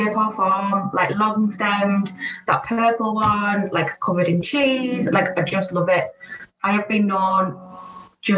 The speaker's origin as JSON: {"language": "English", "town": "Redcar", "region": "North East England", "country": "United Kingdom", "tie": "born or raised there", "said": "where I was brought up in Redcar"}